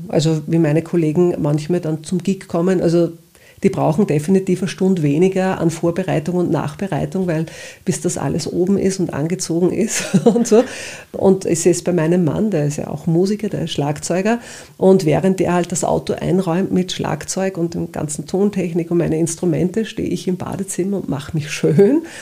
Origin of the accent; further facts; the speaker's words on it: Upper Austria, Austria; now in Vienna, Austria; ich bin gebürtige Oberösterreicherin